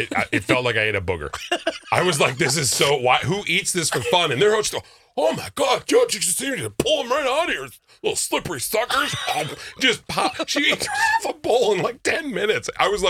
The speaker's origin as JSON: {"language": "English", "region": "Minnesota", "country": "United States", "said": "first off, I am so Minnesotan."}